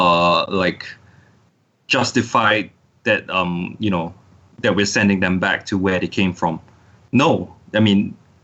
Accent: Singapore; I'm from Singapore.

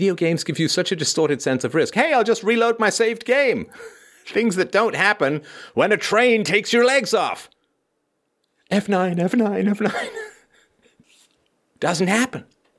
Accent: Toronto, Ontario, Canada; there was this guy in my building when I was growing up in Toronto.

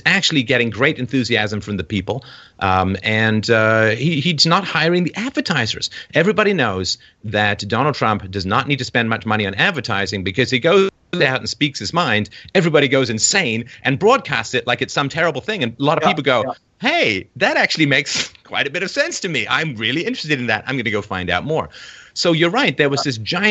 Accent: England, United Kingdom; moved away; growing up in England with like three channels and newspapers

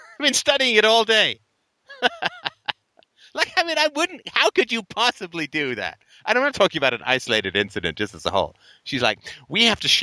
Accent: Ireland; moved away; I come from Ireland originally

